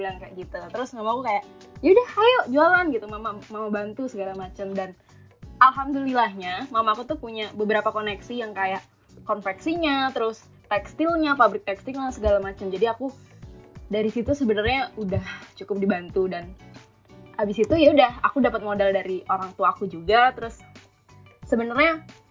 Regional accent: Tangerang, Banten, Indonesia; moved away as an adult; now in Semarang, Indonesia; aku kuliahnya di Semarang sementara bisnisku ini di Tangerang gitu loh di kotaku

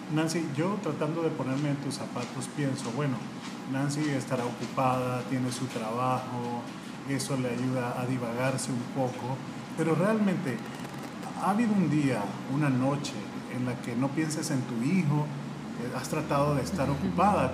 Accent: Honduras; soy periodista y soy abogado de Honduras

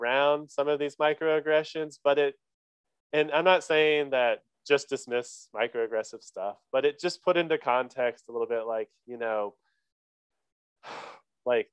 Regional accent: Oklahoma, United States; now in Durham, United States; I'm from Oklahoma. I was born in Oklahoma, live in North Carolina

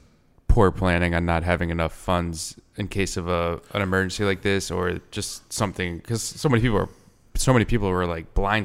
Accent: Exeter, Rhode Island, United States; Yeah. I'm down in southern Rhode Island, Exeter near Newport over there.

